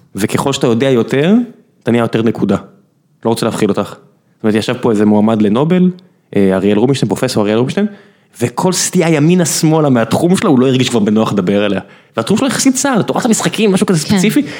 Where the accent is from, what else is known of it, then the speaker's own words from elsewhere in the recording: Beersheba, Southern District, Israel; אני באר שבעי